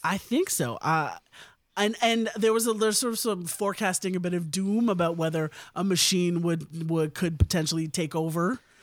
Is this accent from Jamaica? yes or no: no; India; as an Indian person myself